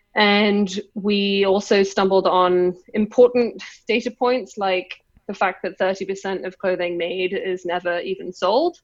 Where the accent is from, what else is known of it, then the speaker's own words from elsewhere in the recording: London, United Kingdom; accent: English; moved away as an adult; now in China; I just grew up in London